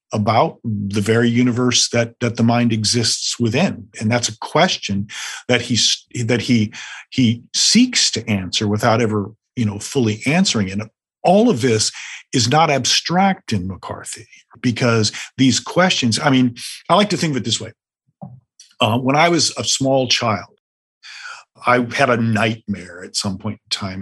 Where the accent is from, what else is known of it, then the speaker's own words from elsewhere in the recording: the American West, United States; I'm from the West